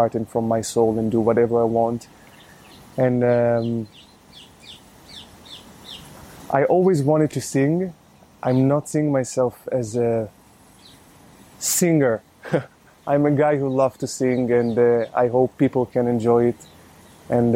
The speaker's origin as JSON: {"language": "English", "town": "Ramat Gan", "region": "Tel Aviv District", "country": "Israel", "tie": "born or raised there", "second_language": "English", "lives_now": "Tel Aviv, Israel", "said": "I grew up in Ramat Gan and now I live in Tel Aviv."}